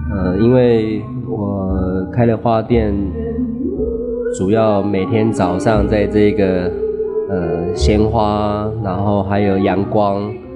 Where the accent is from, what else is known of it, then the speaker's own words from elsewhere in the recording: Taipei, Taiwan; moved away as an adult; now in Shenzhen, China; 我来自台湾，台北市。 来了深圳，有了一年的时间